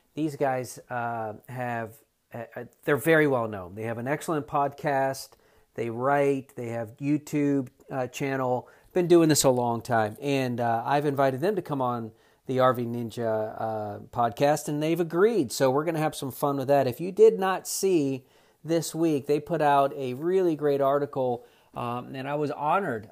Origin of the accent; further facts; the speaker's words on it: South Florida, United States; now in North Carolina, United States; I'm from South Florida